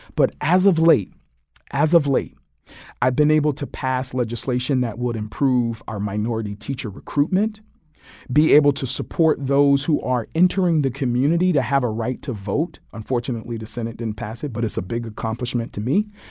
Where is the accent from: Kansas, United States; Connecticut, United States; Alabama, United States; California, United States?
Connecticut, United States; Hartford; the old department that I grew up in on Barber Street